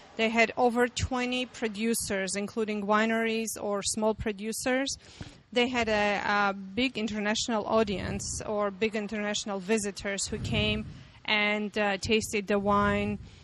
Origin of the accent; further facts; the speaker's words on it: Armenia; I'm from Armenia